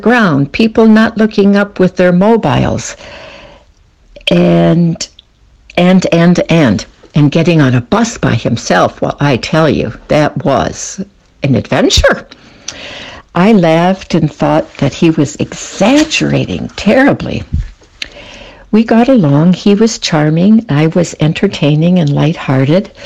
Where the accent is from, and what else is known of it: Detroit, Michigan, United States; born or raised there; moved away as an adult; now in Switzerland